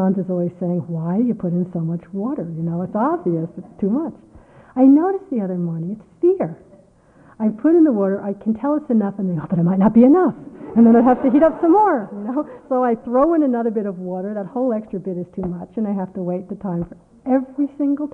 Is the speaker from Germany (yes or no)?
no; United States; I'm an American